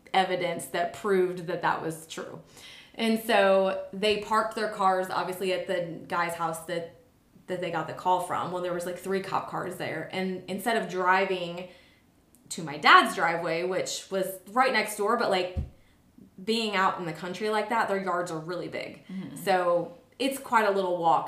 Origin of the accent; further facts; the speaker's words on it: St. Louis area, Illinois side, United States; moved away as an adult; also born or lived in Florida / Sarasota; now in Nashville, United States; I'm from St. Louis area, but Illinois side, just right across the river from St. Louis.